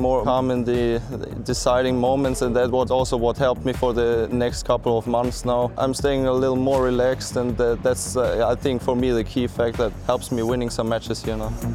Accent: Nuremberg, Bavaria, Germany; I'm from Nuremberg, Germany

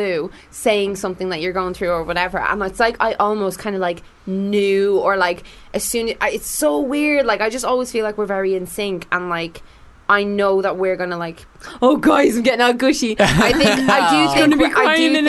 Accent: Ireland; I'm Irish

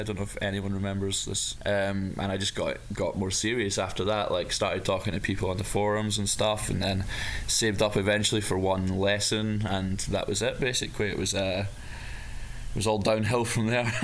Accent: Dumfries, Scotland, United Kingdom; back in my my hometown of Dumfries

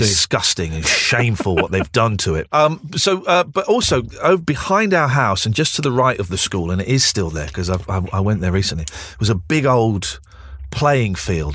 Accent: Slough, South East England, United Kingdom; also born or lived in Windsor; I used to pretend that I didn't come from Slough. I used to pretend I came from Windsor

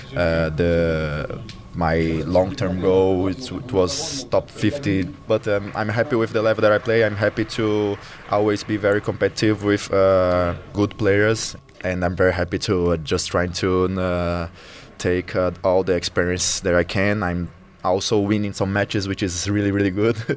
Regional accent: Fortaleza, Ceará, Brazil; now in São Paulo, Brazil; the city I was born in Fortaleza

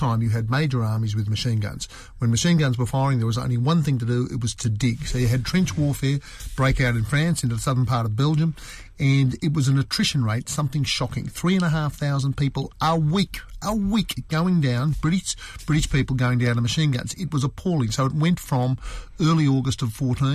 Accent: Australia; as an Australian

